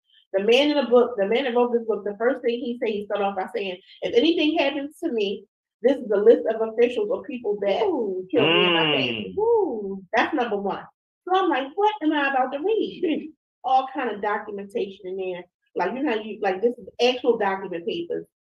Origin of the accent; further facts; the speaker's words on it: Quantico, Virginia, United States; I'm from Quantico.